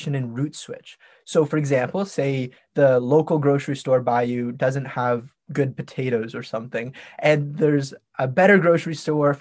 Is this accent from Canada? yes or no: yes; Toronto, Ontario, Canada; I'm from Toronto